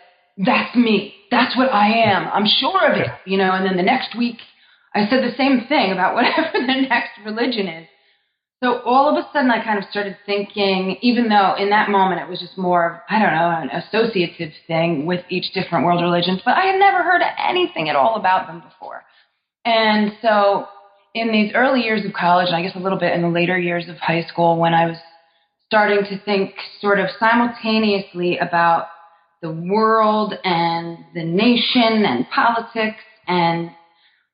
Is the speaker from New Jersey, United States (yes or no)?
yes; New Jersey, United States; I'm from North Jersey, where I was raised and then went to college